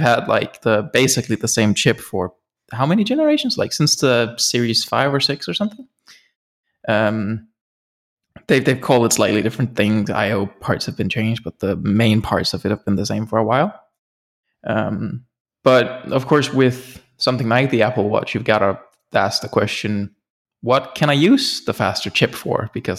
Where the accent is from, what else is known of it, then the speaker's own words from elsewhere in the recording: Denmark; And no, I've not moved out of the country. I'm still from Denmark.